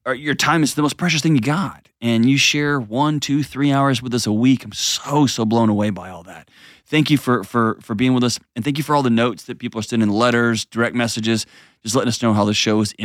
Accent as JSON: {"language": "English", "town": "Houston", "region": "Texas", "country": "United States", "tie": "born or raised there", "said": "my hometown, H-Town"}